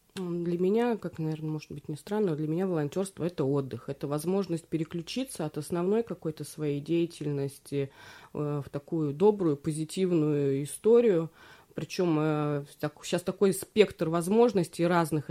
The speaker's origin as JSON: {"language": "Russian", "area": "Belyy Yar, Verkhneketsky District", "region": "Tomsk Oblast", "country": "Russia", "tie": "born or raised there", "said": "Я выросла в Верхнекетском районе, в поселке Белья"}